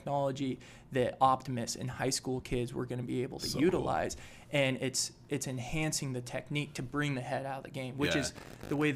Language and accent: English; Eugene, Oregon, United States; moved away as an adult; now in Boise, United States; I came over here from Eugene, Oregon. Born and raised there